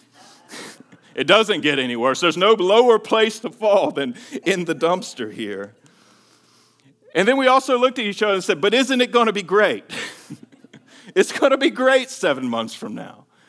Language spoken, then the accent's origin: English; Greenville, North Carolina, United States; moved away as an adult; my hometown. Greenville, North Carolina